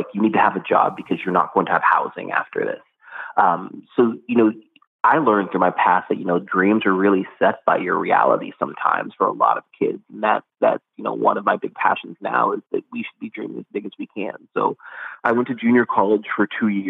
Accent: Compton, California, United States; moved away as an adult; also born or lived in New York / Washington, District of Columbia, United States; I was born in Compton and was raised kind of in the foster care system

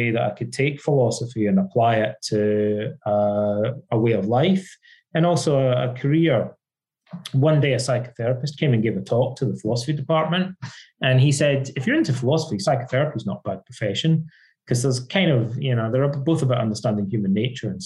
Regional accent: Ayr, Scotland, United Kingdom; moved away as an adult; also born or lived in Irvine, Scotland / London, England; I'm Scottish, and when I was growing up as a kid in Scotland

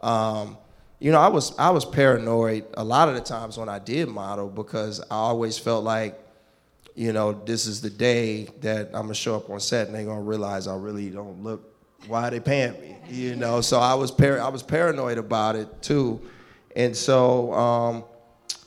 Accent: Richmond, California, United States; I grew up in the Bay Area, a place called Richmond, California

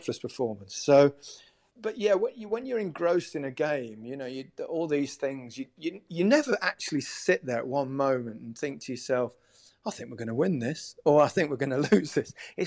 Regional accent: Leicester, East Midlands, United Kingdom; also born or lived in Merseyside; my hometown, Leicester

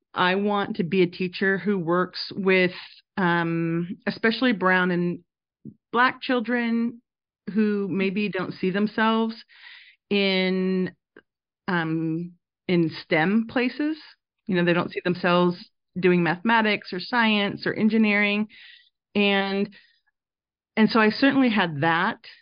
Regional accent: Reno, Nevada, United States; moved away as an adult; now in Provo, United States; I grew up mostly in Reno, Nevada, and that's where I studied

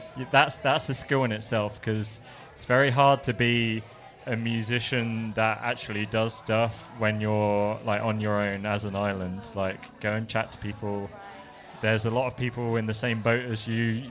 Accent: England, United Kingdom; now in Melbourne, Australia; I'm English

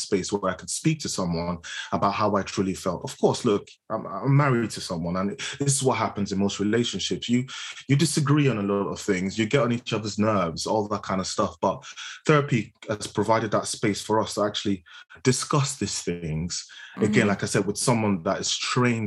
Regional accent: Nigeria; moved away; I spent half my life in Nigeria, which is where I was born. Growing up in Nigeria

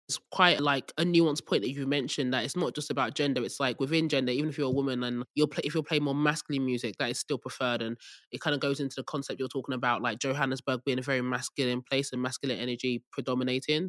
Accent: Nigeria; moved away; I'm Nigerian

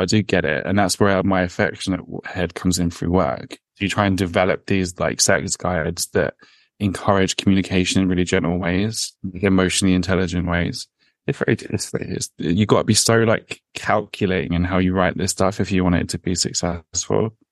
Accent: London, United Kingdom; I'm raised in London, but I'm Irish

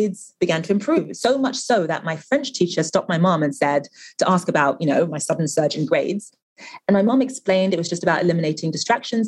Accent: London, United Kingdom; also born or lived in Nigeria; I was born in London, but obviously my family's from Nigeria

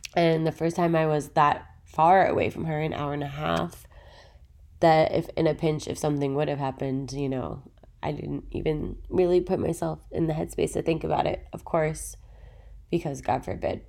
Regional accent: Philadelphia, Pennsylvania, United States; moved away as an adult; now in Los Angeles, United States; I'm originally from Philadelphia

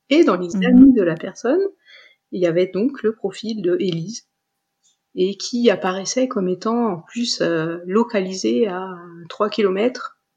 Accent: Dijon, Bourgogne-Franche-Comté, France; Euh, je, moi, je venais de Dijon, euh, j'avais encore des amis là-bas.

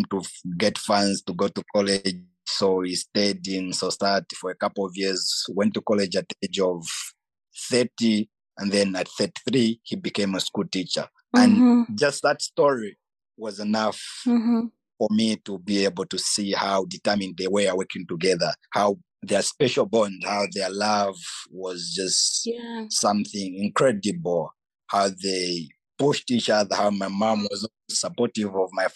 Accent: Petauke, Eastern Province, Zambia; moved away as an adult; now in Algeria; I come from Petauke, and Petauke is 70% rural, 30% urban

